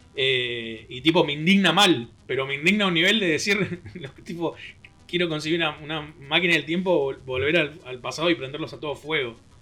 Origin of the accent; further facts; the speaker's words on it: Argentina; folclore de nuestro país